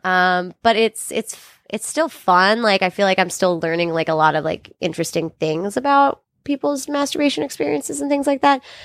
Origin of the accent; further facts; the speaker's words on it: California, United States; I'm from California, but my mom's from Brooklyn